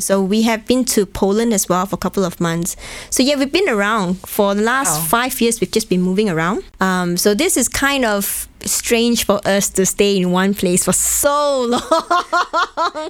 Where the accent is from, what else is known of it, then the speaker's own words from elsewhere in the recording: Malaysia; also born or lived in Hong Kong; now in Bratislava, Slovakia; go back to my home country in Malaysia